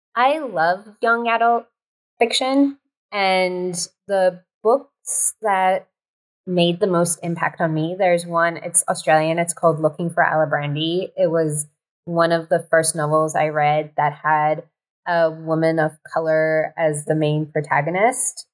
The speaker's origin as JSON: {"language": "English", "town": "Kerman", "region": "Kerman Province", "country": "Iran", "tie": "born or raised there", "said": "I was in my hometown of Kerman, which is like this small, sleepy, very conservative town in Iran"}